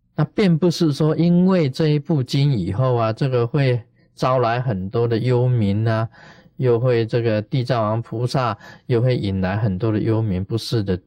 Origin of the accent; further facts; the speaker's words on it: China; 我们中国人